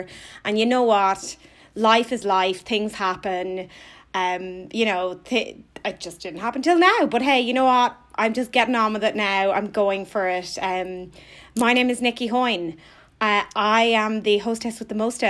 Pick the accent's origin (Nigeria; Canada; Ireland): Ireland; Thomastown, Leinster; moved away as an adult; also born or lived in Kilkenny, Ireland / Australia; now in London, United Kingdom; I grew up in a little town near there called Thomastown